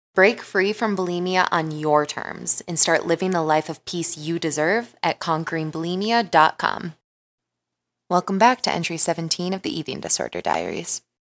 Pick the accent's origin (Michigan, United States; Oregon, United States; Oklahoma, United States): Michigan, United States; now in Denver, United States; I'm also from Michigan and moved out to Denver